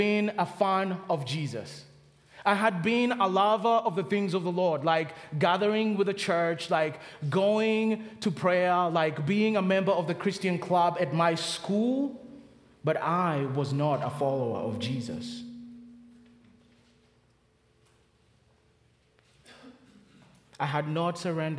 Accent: Kenya; accent: Kenyan; now in Charlotte, United States; From the accent, I'm from Kenya

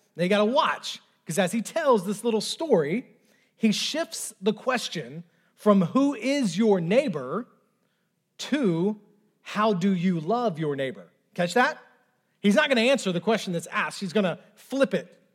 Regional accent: the South, United States; I know I'm in the South. I know I was raised in the South

